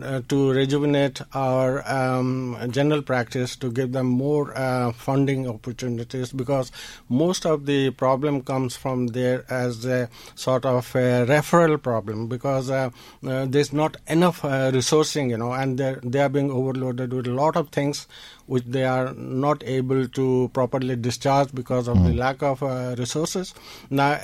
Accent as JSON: {"language": "English", "country": "India", "tie": "born or raised there", "also_born_or_lived": "New Delhi", "moved": "as an adult", "lives_now": "Dundalk, Ireland", "said": "I was actually born in India, but I came to Ireland in the 80s"}